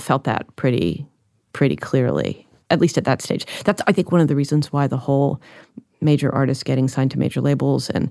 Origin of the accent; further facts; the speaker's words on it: Washington, District of Columbia, United States; I grew up in Washington, D.C.